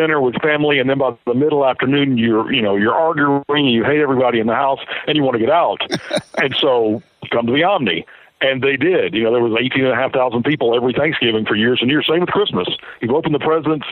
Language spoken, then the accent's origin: English; Thomaston, Georgia, United States; I grew up in Thomaston, Georgia, just near Griffin